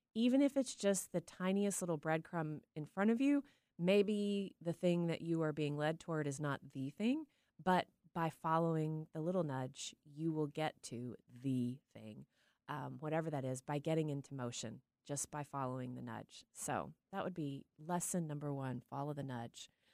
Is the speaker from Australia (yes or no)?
no; Tyler, Texas, United States; now in Seattle, United States; growing up in Tyler, Texas